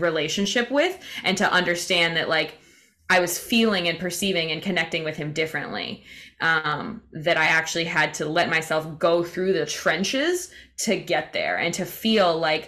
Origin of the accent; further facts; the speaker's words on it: Indiana, United States; now in Florida, United States; my hometown in Indiana, and I was coming back to where I live in Florida